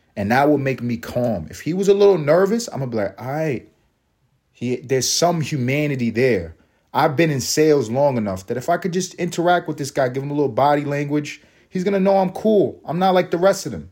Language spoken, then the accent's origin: English; United States; I am American